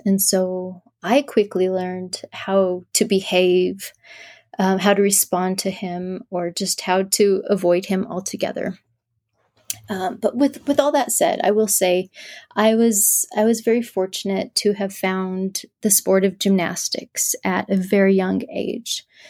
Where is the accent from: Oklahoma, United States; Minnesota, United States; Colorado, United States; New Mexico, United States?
New Mexico, United States; southern; I'm from New Mexico.